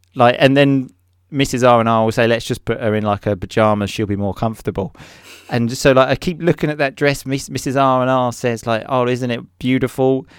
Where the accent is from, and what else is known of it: England, United Kingdom